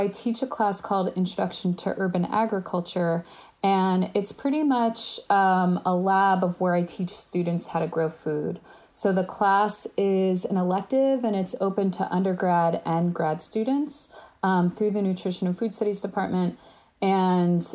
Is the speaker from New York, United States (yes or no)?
yes; New York, United States; also born or lived in Berkeley, California; I'm from New York